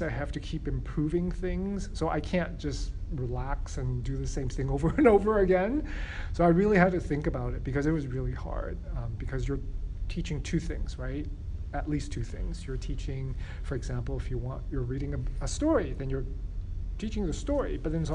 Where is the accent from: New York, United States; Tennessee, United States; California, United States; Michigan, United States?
California, United States; San Francisco; first language English and Chinese; I grew up in San Francisco.